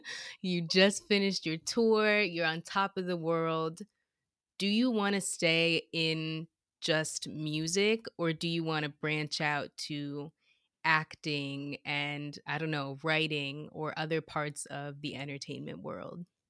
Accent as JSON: {"language": "English", "country": "United States", "tie": "born or raised there", "said": "growing up in America"}